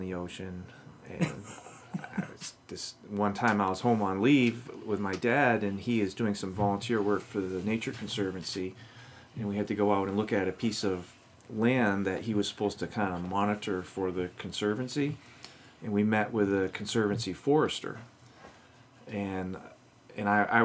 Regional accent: Maine, United States; now in Michigan, United States; I grew up in Maine, and the timber industry is big.

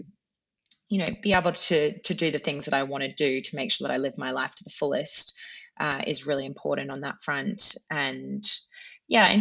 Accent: Australia; moved away as an adult; now in United Kingdom; I am from Australia and it is a long way away

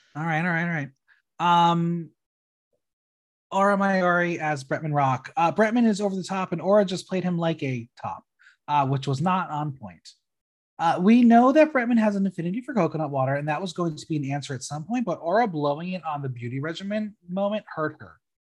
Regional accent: New Jersey, United States; moved away; home in New Jersey

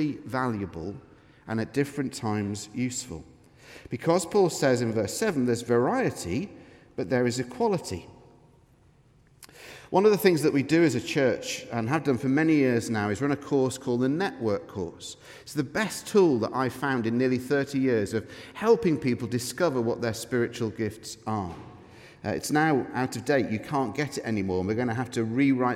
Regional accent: Manchester, North West England, United Kingdom; now in Scotland, United Kingdom; I'm from Manchester, I say that word in an odd way

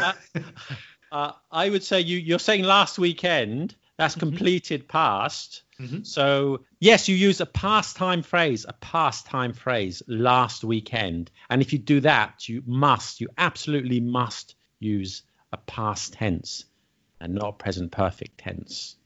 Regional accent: London, United Kingdom; I'm from London

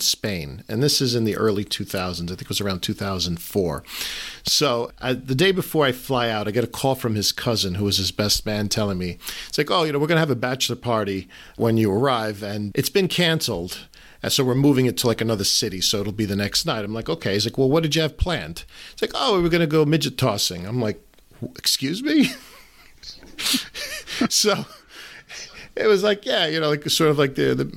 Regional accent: New York City, New York, United States; I'm from the New York City area

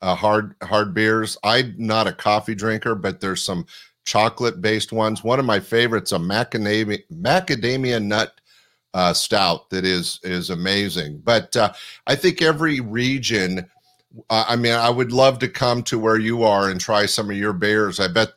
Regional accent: Northern California, United States; I was born and raised in Northern California

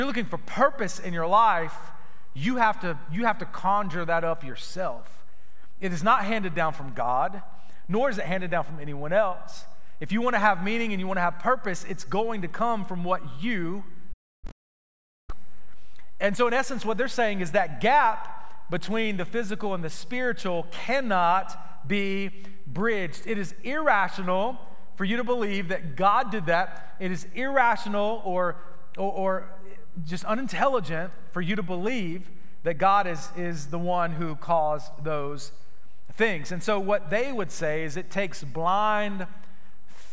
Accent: Florida, United States; Growing up in Florida

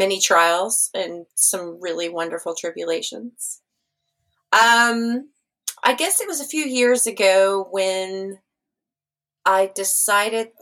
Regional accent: San Angelo, Texas, United States; also born or lived in Austin, Texas / Seattle, Washington; now in Ireland; I grew up in a small town in West Texas called San Angelo

